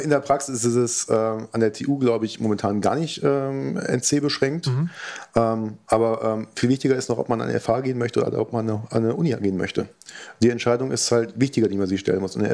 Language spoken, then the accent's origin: German; Marburg, Hesse, Germany; ich komme aus Marburg